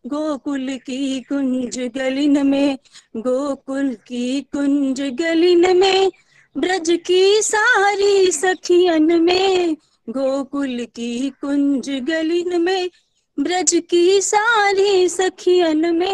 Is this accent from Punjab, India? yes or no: yes; Amritsar, Punjab, India; मैं अमृतसर से बिलोंग करती हूँ